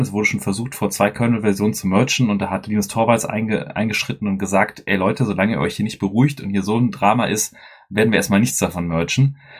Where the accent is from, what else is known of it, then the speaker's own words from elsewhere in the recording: Dortmund, North Rhine-Westphalia, Germany; wir drei sind ja Ruhrpöttler, wir kommen ja alle aus dem Pott hier. Ähm, der Chris und ich aus Dortmund